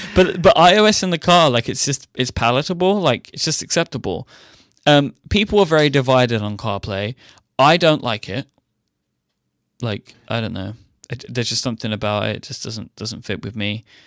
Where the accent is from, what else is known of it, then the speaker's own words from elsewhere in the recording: London, United Kingdom; I grew up in a large city